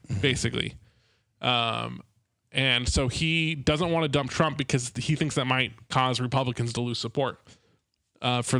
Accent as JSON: {"language": "English", "region": "California", "country": "United States", "tie": "born or raised there", "said": "I growing up in California"}